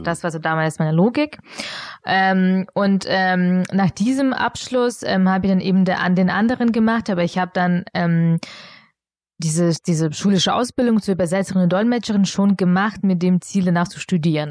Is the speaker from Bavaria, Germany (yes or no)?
yes; Augsburg, Bavaria, Germany; German is a second language; also born or lived in Munich; ich bin in Augsburg aufgewachsen